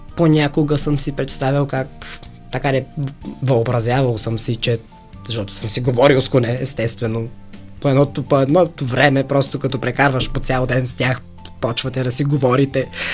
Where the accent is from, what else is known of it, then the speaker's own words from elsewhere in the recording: Haskovo, Haskovo Province, Bulgaria; до града ми, аз съм от Хасково